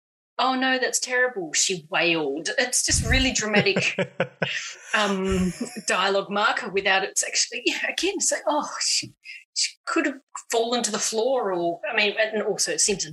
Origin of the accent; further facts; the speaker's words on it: Australia; As an Australian.